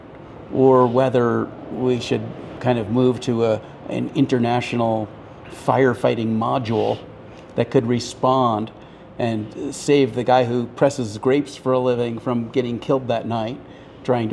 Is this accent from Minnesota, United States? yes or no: no; New York City, New York, United States; moved away; I grew up in Manhattan